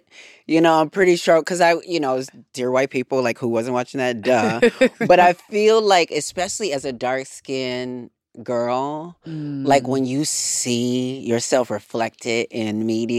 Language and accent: English; Racine, Wisconsin, United States; And I grew up in the in one of the hoods in Wisconsin. And, you know, in Racine, Wisconsin, it was such a small town